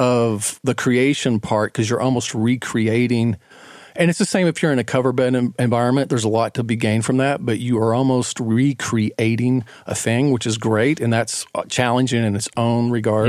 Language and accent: English; Knoxville, Tennessee, United States; moved away as an adult; now in Atlanta, United States; I grew up in Knoxville, Tennessee.